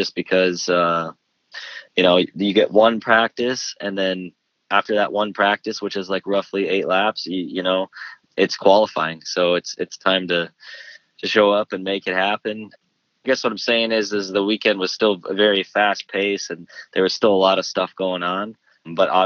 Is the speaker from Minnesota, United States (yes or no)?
yes; Minnesota, United States